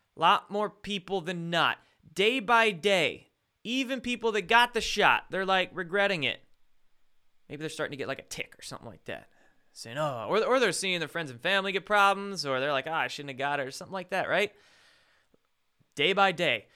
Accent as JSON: {"language": "English", "town": "Bremerton", "region": "Washington", "country": "United States", "tie": "born or raised there", "said": "I was born and raised in Bremerton."}